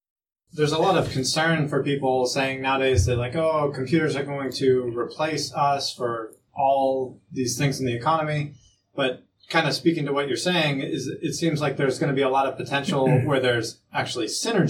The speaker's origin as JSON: {"language": "English", "country": "Saudi Arabia", "tie": "born or raised there", "said": "So mentioning the delay in space, space communication, that just reminds me of growing up. I grew up in Saudi Arabia."}